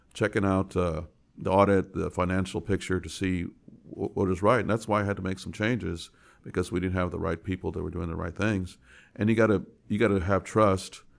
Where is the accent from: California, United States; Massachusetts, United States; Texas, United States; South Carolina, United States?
Texas, United States; San Antonio; I was born and raised in San Antonio